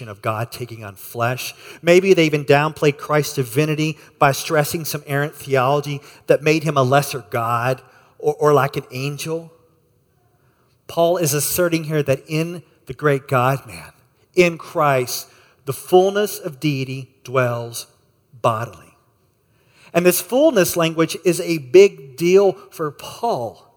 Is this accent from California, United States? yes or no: no; Texas, United States; moved away; I grew up in Texas